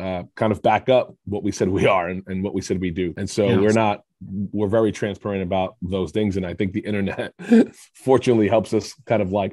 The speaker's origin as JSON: {"language": "English", "region": "New York", "country": "United States", "said": "I'm from New York with a background more in business and like strategy"}